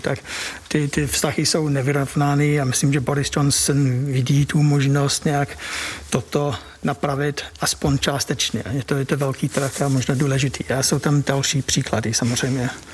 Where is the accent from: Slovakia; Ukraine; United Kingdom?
United Kingdom; Czech is a second language; moved away as an adult; now in Czech Republic; já jsem spíš jako Ev, Evropan, než, než čistý, jako čistý Brit. A bydlím tady přes dvacet let